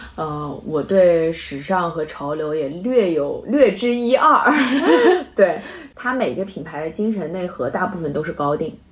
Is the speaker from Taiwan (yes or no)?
no; China; 我们中国人就喜欢买